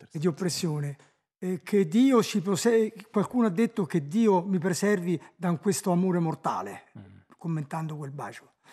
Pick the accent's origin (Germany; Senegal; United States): Germany; Saarland; born there; Io sono nato in Ah, nel Saarland che nel 1930, che non era eh, ancora tedesca